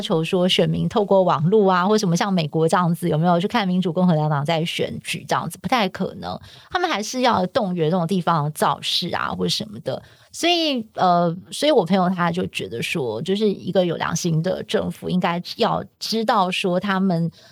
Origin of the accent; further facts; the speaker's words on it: Taiwan; 我们是台湾人